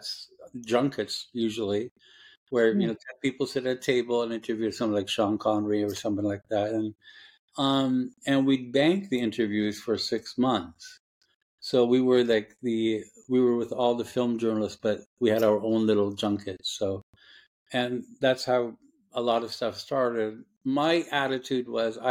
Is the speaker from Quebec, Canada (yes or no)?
no; Toronto, Ontario, Canada; also born or lived in Lebanon; I grew up, for my first 10 years, I was in Lebanon, and we grew up North Toronto in a suburb called Rexdale